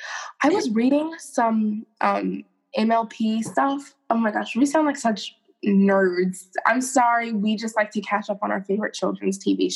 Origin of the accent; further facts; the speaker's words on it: United States; I'm American and I don't even speak English.